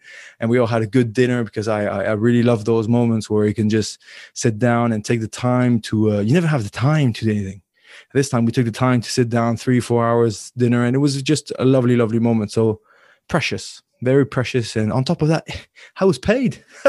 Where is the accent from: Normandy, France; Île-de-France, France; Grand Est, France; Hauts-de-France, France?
Île-de-France, France; Paris; born there; I was born in Paris. I would answer Paris, but in total, I lived 4 or 5 years of my life in Paris.